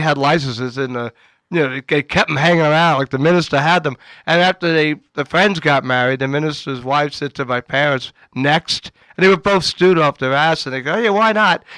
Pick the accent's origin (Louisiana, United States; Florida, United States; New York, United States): New York, United States; New York City; I was from Queens